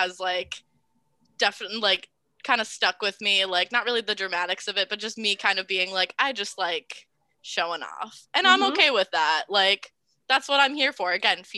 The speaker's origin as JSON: {"language": "English", "region": "Massachusetts", "country": "United States", "moved": "as an adult", "lives_now": "Providence, United States", "said": "I'm actually from Massachusetts as well as Emily"}